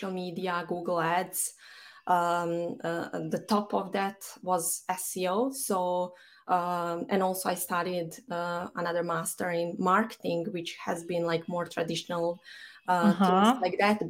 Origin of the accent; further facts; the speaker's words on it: Banja Luka, Republika Srpska, Bosnia & Herzegovina; moved away as an adult; now in Dublin, Ireland; I'm based in Dublin, even though my hometown is Banja Luka, which is in Bosnia and Herzegovina.